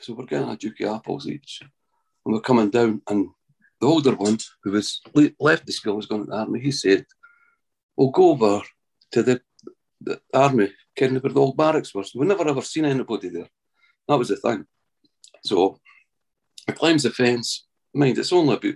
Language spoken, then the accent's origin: English; Scotland, United Kingdom; I'm from Midlothian, Scotland